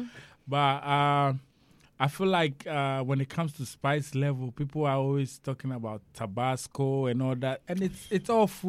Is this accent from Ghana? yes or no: yes; Ghana; now in United States; I'm from Ghana, West Africa.